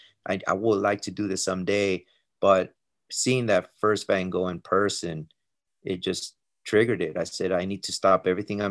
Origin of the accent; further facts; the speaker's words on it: El Paso, Texas, United States; moved away as an adult; also born or lived in Colorado; I was born and raised in Texas, in El Paso, Texas.